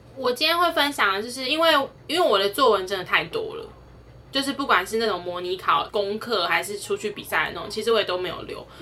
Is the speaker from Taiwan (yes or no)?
yes; Taiwan; 这是身为台湾人值得骄傲的地方。